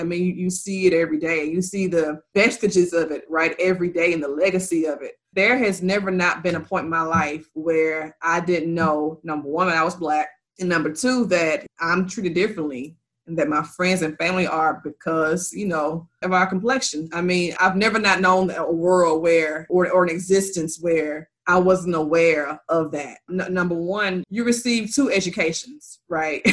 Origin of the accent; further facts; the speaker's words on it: Mississippi, United States; moved away; I'm from Mississippi, and my family, most of my family still lives there